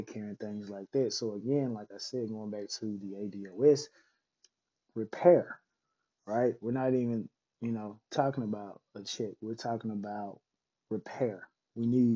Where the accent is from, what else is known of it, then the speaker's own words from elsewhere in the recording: Mississippi, United States; moved away; going back to my home state of Mississippi